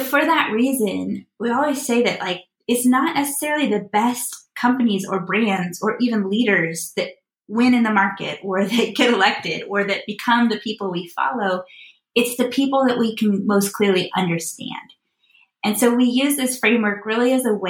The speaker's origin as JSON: {"language": "English", "region": "Midwest", "country": "United States", "tie": "born or raised there", "said": "I live in Chicago. I grew up in the Midwest, and there's a local bank here in the Midwest that was our home bank when I was growing up"}